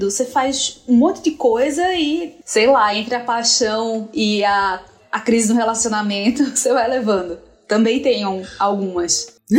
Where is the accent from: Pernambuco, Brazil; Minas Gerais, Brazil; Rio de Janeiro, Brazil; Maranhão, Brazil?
Pernambuco, Brazil; Recife; moved away as an adult; now in São Paulo, Brazil; Sou de Recife. Vim para São Paulo faz 15 anos. Eu vim para São Paulo para fazer o trainee da Folha de São Paulo.